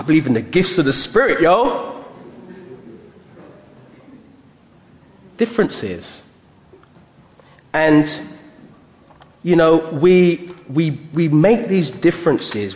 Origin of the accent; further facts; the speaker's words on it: United Kingdom; being born in Britain. I'm proud of being British, but having a Jamaican heritage